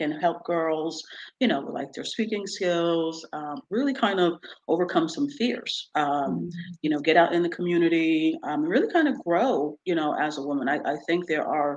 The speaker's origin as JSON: {"language": "English", "town": "Poughkeepsie", "region": "New York", "country": "United States", "tie": "born or raised there", "also_born_or_lived": "United Kingdom"}